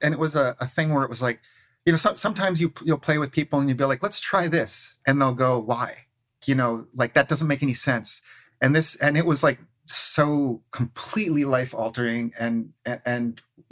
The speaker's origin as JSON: {"language": "English", "town": "Waukesha", "region": "Wisconsin", "country": "United States", "tie": "born or raised there", "also_born_or_lived": "Minneapolis", "moved": "as an adult", "said": "I grew up in Waukesha, Wisconsin"}